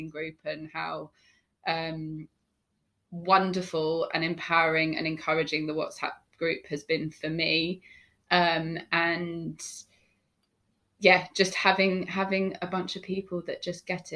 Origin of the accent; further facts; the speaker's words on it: London, United Kingdom; I grew up in Hampstead, North London, with my parents and my younger sister